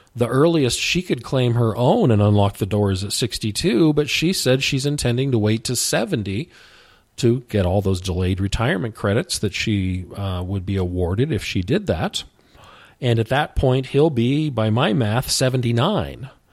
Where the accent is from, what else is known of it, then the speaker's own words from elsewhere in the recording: the West, United States; I grew up in the West